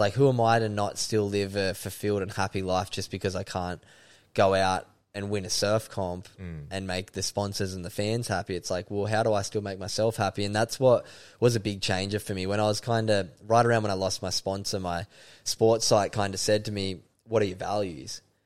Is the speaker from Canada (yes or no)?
no; Sydney, New South Wales, Australia; moved away as an adult; also born or lived in Byron Bay / Kingscliff; now in Gold Coast, Australia; I grew up in Sydney's Northern Beaches, beautiful part of the world at North Narrabeen